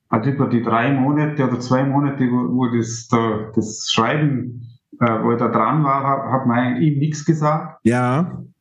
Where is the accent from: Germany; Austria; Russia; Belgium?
Austria; Vorarlberg; Ich komme aus dem Montafon das ist ganz im Westen von Österreich.